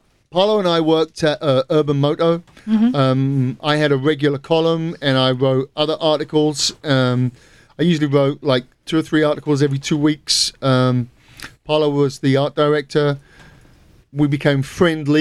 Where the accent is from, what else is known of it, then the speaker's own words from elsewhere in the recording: England, United Kingdom; I am English